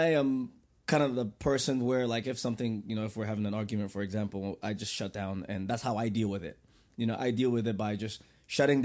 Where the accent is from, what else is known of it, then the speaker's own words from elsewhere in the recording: Ghana; moved away; I told her I was from Ghana